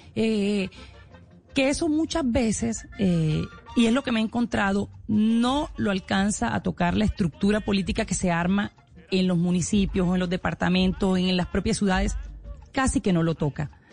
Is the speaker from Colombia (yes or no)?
yes; Colombia; todos somos colombianos